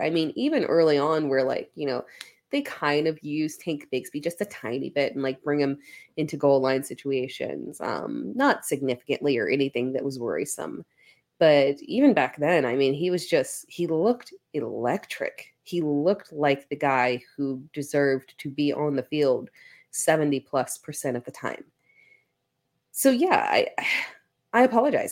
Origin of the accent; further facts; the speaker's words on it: South Carolina, United States; I'm from South Carolina, literally like 20 minutes up the road from Clemson